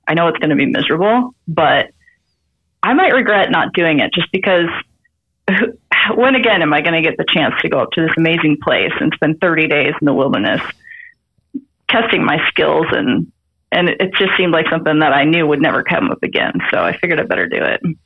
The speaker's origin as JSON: {"language": "English", "region": "Idaho", "country": "United States", "tie": "born or raised there", "moved": "yes", "lives_now": "Montana, United States", "said": "I live in Montana. I was born and raised in Idaho"}